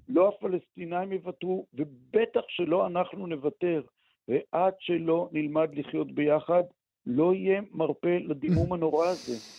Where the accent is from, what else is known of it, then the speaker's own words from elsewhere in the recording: Israel; אני גדלתי פה